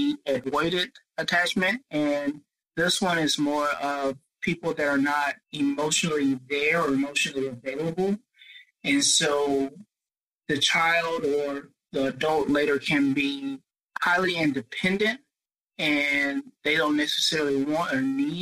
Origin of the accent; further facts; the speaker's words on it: Spartanburg, South Carolina, United States; also born or lived in Rock Hill, South Carolina; I'm from Spartanburg, South Carolina, where I do work at a local university